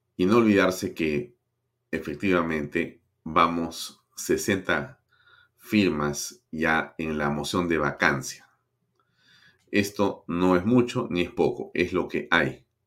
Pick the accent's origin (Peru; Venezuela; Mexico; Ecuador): Peru; Los peruanos somos gente